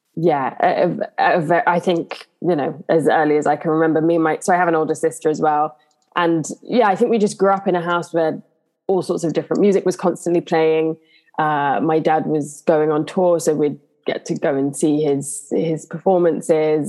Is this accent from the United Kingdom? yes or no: yes; London, United Kingdom; also born or lived in Honor Oak Park; I grew up in Southeast London in Bermondsey